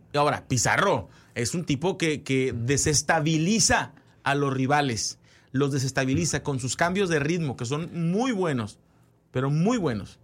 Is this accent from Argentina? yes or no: no; Monterrey, Nuevo León, Mexico; somos la capital de Tigres y Rayados